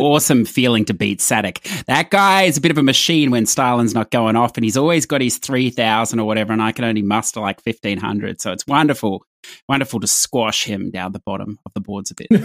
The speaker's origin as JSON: {"language": "English", "country": "Australia", "said": "I'm Australian"}